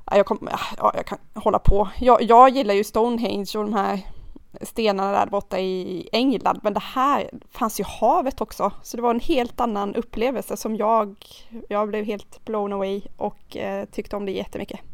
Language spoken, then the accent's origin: Swedish; Karlskrona, Blekinge, Sweden; now in Nynäshamn, Sweden; jag är uppvuxen i Karlskrona